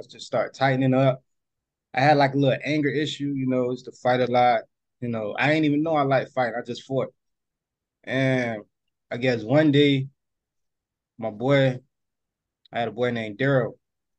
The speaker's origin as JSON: {"language": "English", "region": "New Jersey", "country": "United States", "said": "I'm from North New Jersey."}